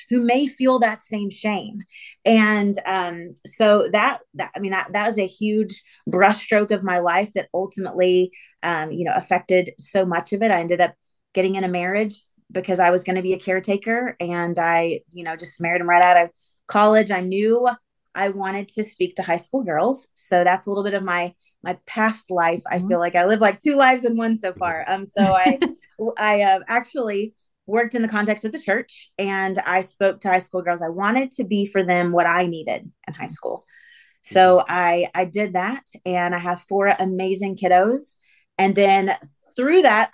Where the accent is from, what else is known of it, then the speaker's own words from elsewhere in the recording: Atlanta, Georgia, United States; So I grew up in Atlanta. Atlanta's hometown for me. I'm about 30 minutes outside of the city.